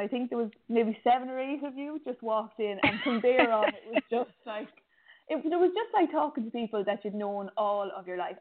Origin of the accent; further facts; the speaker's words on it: Ireland; I'm from Ireland and it rains a lot here